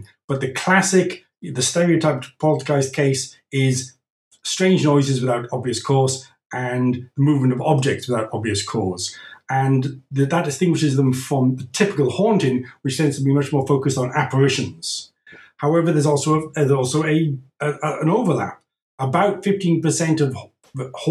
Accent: Wales, United Kingdom; also born or lived in Scotland; now in France; I'm from Wales in the UK

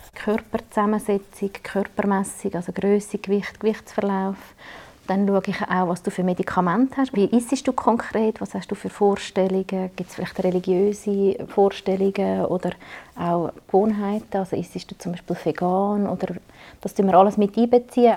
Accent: Switzerland; bei uns in der Schweiz

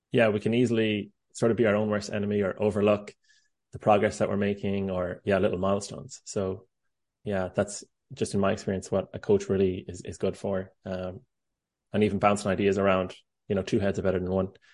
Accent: Ireland; now in United States; I'm Irish

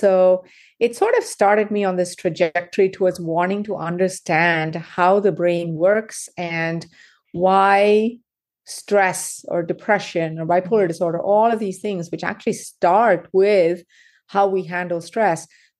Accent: South India, India; moved away as an adult; also born or lived in United Kingdom; now in United States; So I was born and raised in South India.

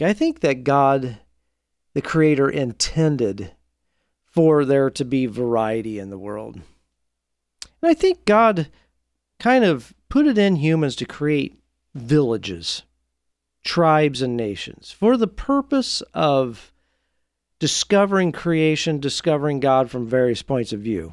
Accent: Marion, Indiana, United States; my hometown I grew up in Marion, Indiana

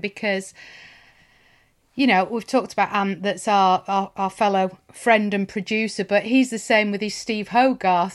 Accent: Lancashire, North West England, United Kingdom; I grew up in Lancashire

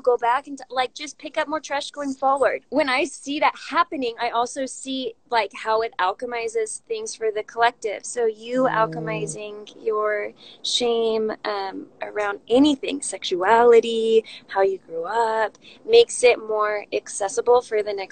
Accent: California, United States; I grew up in California

